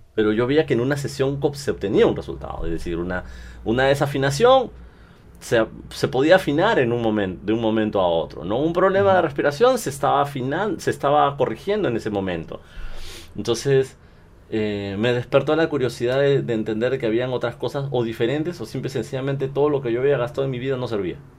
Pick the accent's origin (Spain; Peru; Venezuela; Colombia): Peru; soy cantante peruano